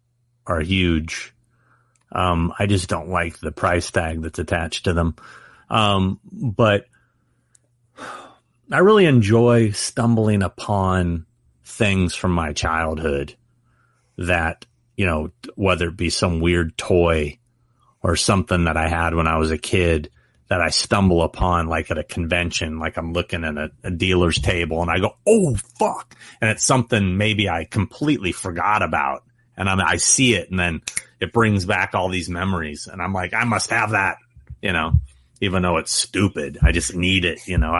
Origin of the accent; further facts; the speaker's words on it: Anchorage, Alaska, United States; born there; I was born in Anchorage, Alaska.